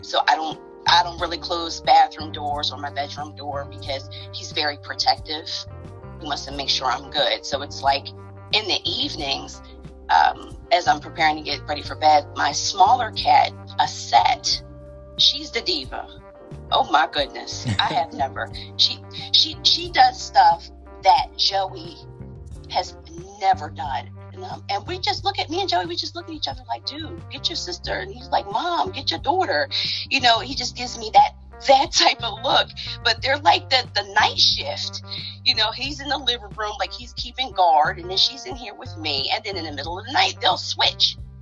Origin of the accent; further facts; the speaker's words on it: New Jersey, United States; now in Baltimore, United States; I hail right now from Baltimore, Maryland. I'm originally from Jersey. I'm a Jersey girl